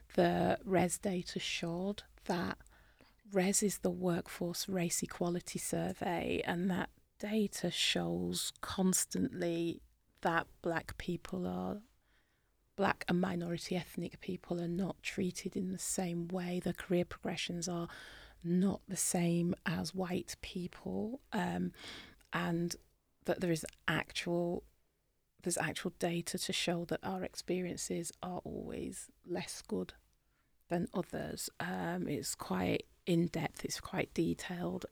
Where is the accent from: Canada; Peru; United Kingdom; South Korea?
United Kingdom; accent: British; In my British accent